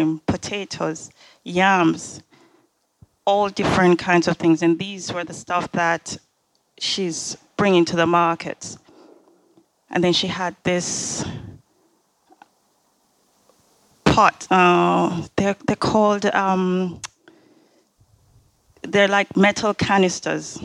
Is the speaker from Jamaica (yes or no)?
yes; Jamaica; growing up in Jamaica